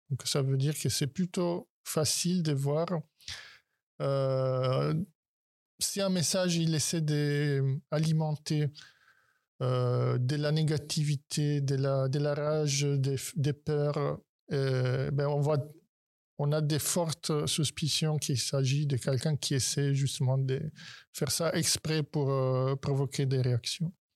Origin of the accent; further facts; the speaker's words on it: Italy; now in France; je suis italien